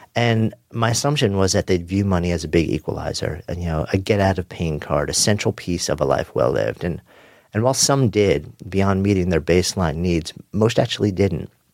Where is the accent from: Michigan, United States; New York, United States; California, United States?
New York, United States; Long Island; Growing up on Long Island with its legendary East End surf beaches